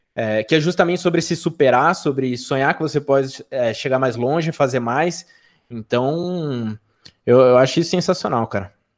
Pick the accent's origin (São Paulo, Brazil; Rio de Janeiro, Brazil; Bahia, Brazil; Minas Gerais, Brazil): São Paulo, Brazil; Sorocaba; sou de Sorocaba, interior de São Paulo